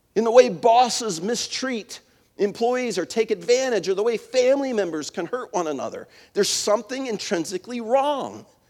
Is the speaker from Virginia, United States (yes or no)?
yes; Winchester, Virginia, United States; where I grew up in Winchester, in the Shenandoah Valley